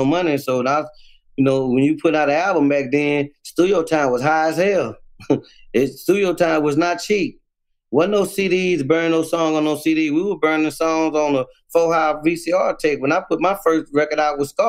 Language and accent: English; Houston, Texas, United States; I originated out the dead end